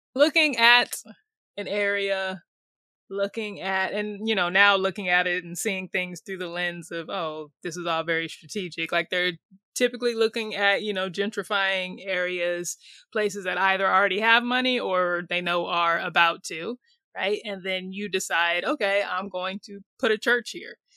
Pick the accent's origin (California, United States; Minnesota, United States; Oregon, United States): California, United States; moved away as an adult; also born or lived in Sydney, Australia / New York; I'm from California, but had moved to New York